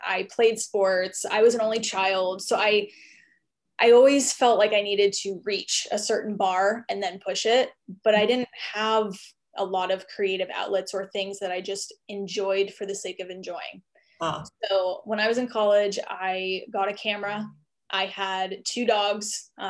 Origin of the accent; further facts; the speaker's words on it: East Coast, United States; And we bounced around a little bit because I went to college in Austin, Texas, but I was from the East Coast.